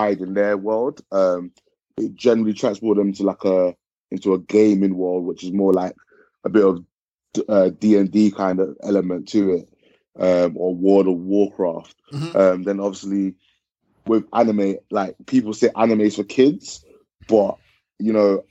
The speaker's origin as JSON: {"language": "English", "country": "Ghana", "moved": "yes", "said": "I am from Ghana originally"}